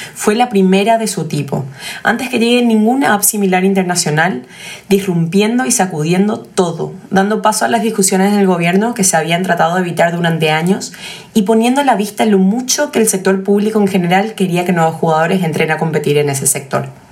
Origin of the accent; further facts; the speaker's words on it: Paraguay; somos paraguayos y conocemos nuestro mercado mejor que nadie